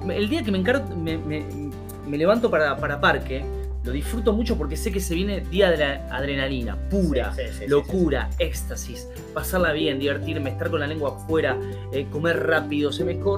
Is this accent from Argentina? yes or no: yes; Argentina; Aquellos que somos argentinos sabemos que qué